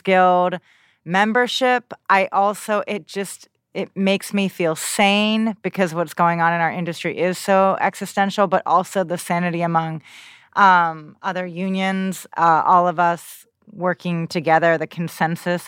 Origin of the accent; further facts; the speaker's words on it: New Jersey, United States; I grew up in New Jersey